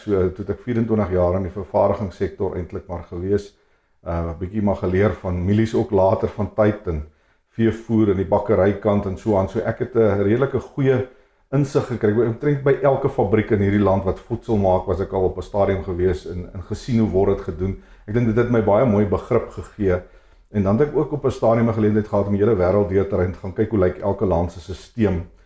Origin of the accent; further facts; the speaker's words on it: Free State, South Africa; ek het in die Vrystaat groot geword